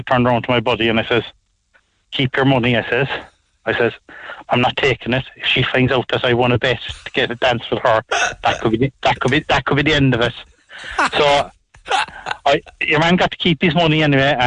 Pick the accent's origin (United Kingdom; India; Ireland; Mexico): Ireland; Douglas, Munster; I'm from Douglas.